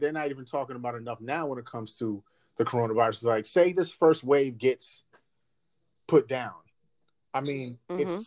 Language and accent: English; New York, United States; as a New Yorker